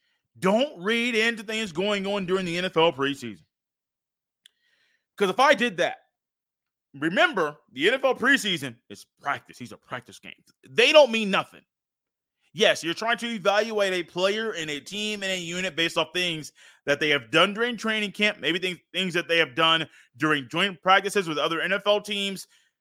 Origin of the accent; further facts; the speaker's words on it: Indiana, United States; born there; from the state that I was born in Indiana